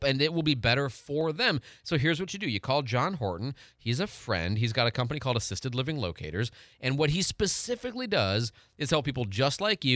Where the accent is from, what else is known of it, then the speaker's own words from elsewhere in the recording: Michigan, United States; I'm from Michigan